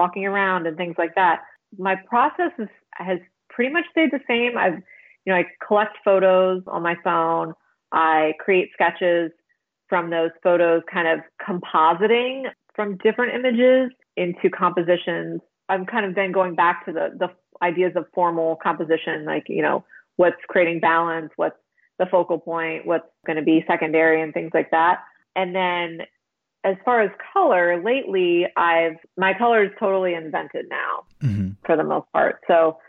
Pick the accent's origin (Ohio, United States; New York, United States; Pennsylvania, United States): Pennsylvania, United States; moved away as an adult; also born or lived in Chicago; now in Wilmington, United States; I'm from Pennsylvania